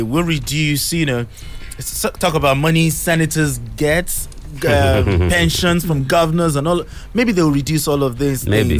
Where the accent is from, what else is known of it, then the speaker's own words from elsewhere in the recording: Nigeria; I am a proud Nigerian and I'll always be a Nigerian no matter what